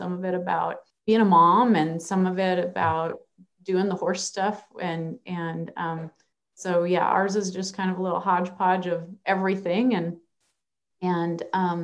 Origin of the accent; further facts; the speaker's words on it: Minnesota, United States; now in Nebraska, United States; I grew up in Minnesota